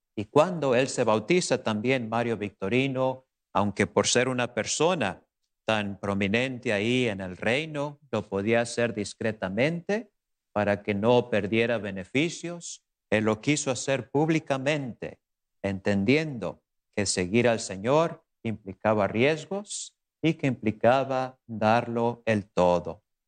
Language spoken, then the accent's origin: Spanish; Tecolotlán, Jalisco, Mexico; moved away; mi pueblo natal, por allá en Tecolotlán, Jalisco